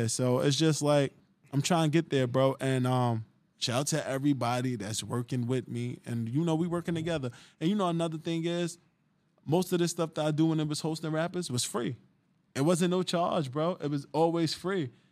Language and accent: English; Jersey City, New Jersey, United States; I'm from Jersey City